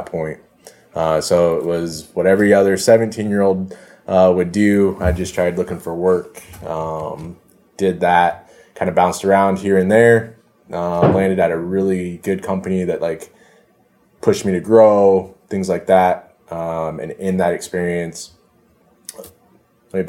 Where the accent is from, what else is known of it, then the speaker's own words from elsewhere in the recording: Omaha, Nebraska, United States; I grew up here in Omaha, not so great part of town.